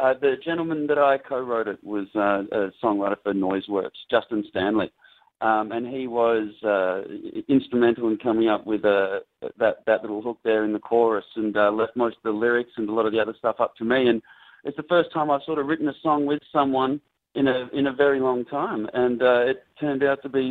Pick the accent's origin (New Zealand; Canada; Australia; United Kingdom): Australia; moved away as an adult; now in Los Angeles, United States; being Australian